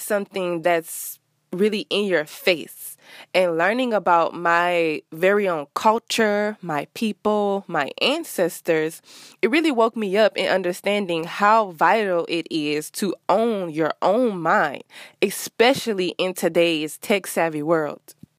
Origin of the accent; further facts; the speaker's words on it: Rosedale, Louisiana, United States; moved away as an adult; now in Houston, United States; I am from Louisiana, Rosedale to be exact, which is a small town that no one probably has ever heard of. And I moved to a bigger city, Houston